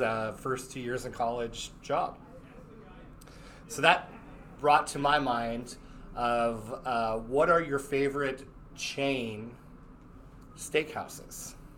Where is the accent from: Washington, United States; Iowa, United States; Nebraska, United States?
Nebraska, United States; now in Lexington, United States; I'm from Nebraska